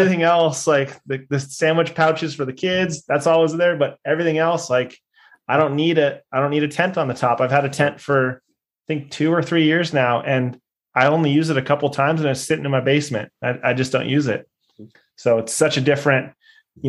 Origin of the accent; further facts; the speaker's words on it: San Diego, California, United States; moved away as an adult; now in Tennessee, United States; I grew up in San Diego with, you know, open desert